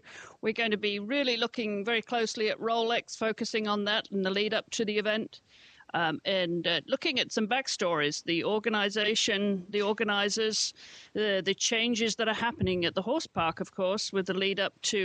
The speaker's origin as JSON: {"language": "English", "region": "England", "country": "United Kingdom", "tie": "born or raised there", "moved": "yes", "said": "I grew up in England"}